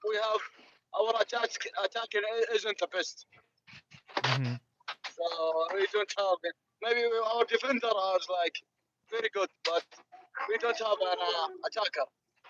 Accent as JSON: {"language": "English", "country": "Saudi Arabia", "moved": "yes", "said": "I'm a Saudi guy. I'm from Saudi."}